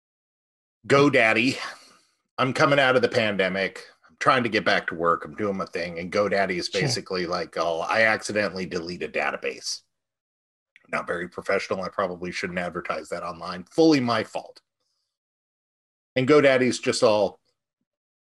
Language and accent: English; California, United States; moved away; as a Californian originally